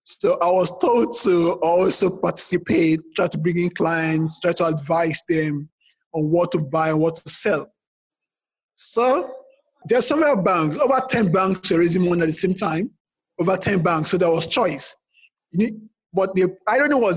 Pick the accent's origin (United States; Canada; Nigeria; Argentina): Nigeria; Lagos; I grew up in Lagos, schooled in Lagos.